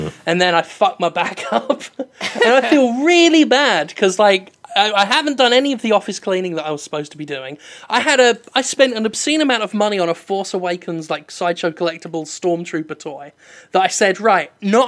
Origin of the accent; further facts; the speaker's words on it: England, United Kingdom; I'm too English